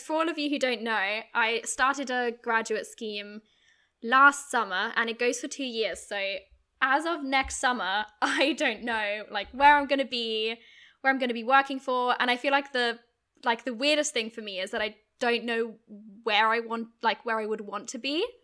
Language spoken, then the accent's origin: English; Germany; moved away as an adult; also born or lived in United Kingdom; I grew up in Germany, but went to U K university when I was eighteen